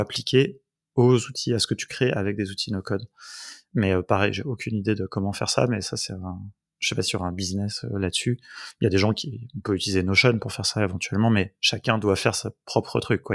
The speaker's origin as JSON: {"language": "French", "country": "France", "said": "on est français"}